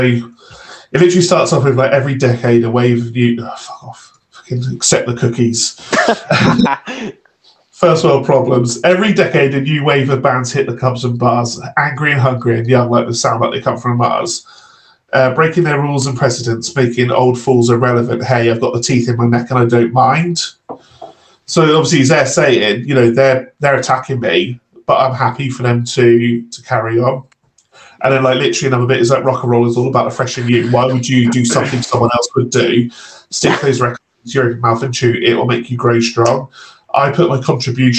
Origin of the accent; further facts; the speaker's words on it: Redcar, North East England, United Kingdom; I'm from Redcar